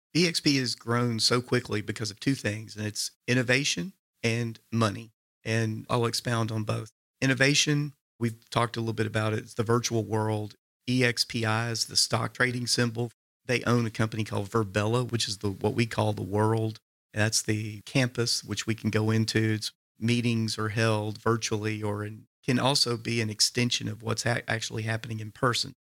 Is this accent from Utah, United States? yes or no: no; Signal Mountain, Tennessee, United States; I grew up on Signal Mountain, very idyllic childhood